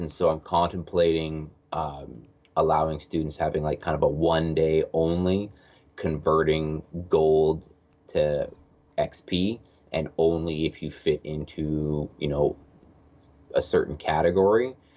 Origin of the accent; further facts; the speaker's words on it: Edmonton, Alberta, Canada; I am from Edmonton, Alberta, Canada